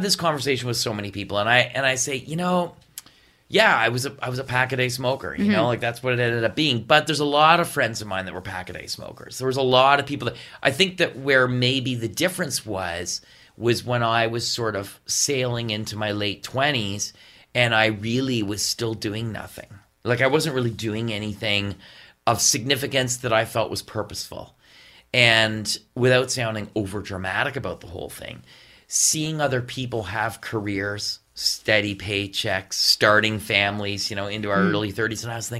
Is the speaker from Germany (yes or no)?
no; West Carleton, Ontario, Canada; No, my brother and I, we grew up in West Carleton. Mm-hmm. And we had a farm.